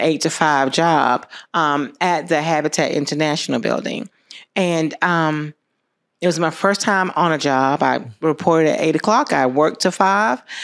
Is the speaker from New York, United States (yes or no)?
no; Americus, Georgia, United States; I grew up here. I, um, graduated from America's High School